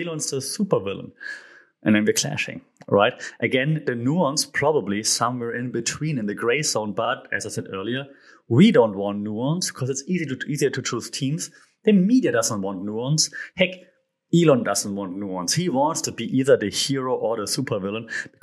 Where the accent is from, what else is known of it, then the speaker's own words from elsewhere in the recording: Germany; I'm from Germany